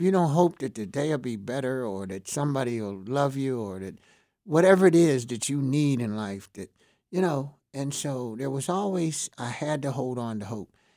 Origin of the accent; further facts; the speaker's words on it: Pittsburgh, Pennsylvania, United States; I was from Homewood. I was an inner city guy. I knew a lot of people there. Most of the guys I knew up, grew up with in Homewood